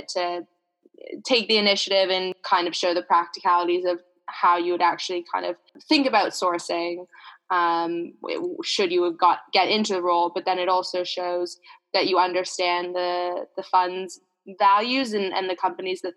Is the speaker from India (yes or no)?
no; Canada; In the town that I grew up in Canada, rugby was sort of the big sport